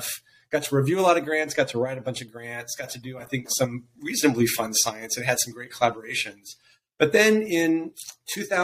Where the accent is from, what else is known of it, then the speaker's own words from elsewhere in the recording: Missouri, United States; I grew up in Missouri. I grew up in a little town outside of Kansas City